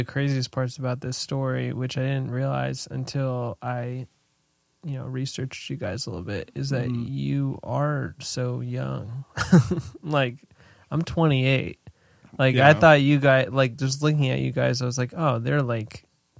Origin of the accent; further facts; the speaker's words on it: New Hampshire, United States; moved away; I'm from New Hampshire.